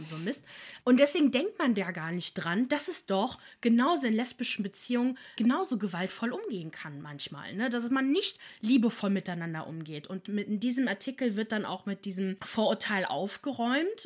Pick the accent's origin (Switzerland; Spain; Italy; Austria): Italy; als Italienerin.